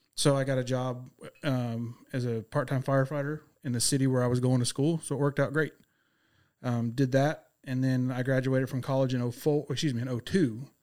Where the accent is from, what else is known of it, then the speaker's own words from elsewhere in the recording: Abilene, Texas, United States; moved away; also born or lived in Lubbock, Texas; I am a native Texan, born out in Abilene